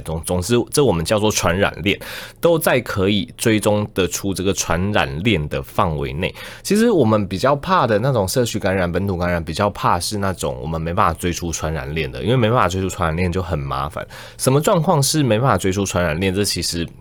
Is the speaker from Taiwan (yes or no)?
yes; Taichung, Taiwan; moved away as an adult; also born or lived in Taipei; now in Yunlin, Taiwan; 我也不是天龙人啊，我是台中人